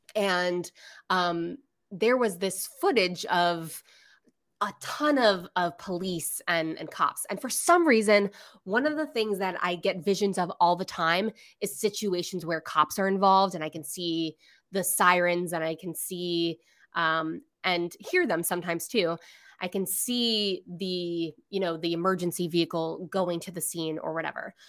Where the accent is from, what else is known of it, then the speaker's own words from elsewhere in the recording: Florida, United States; I'm literally from Florida.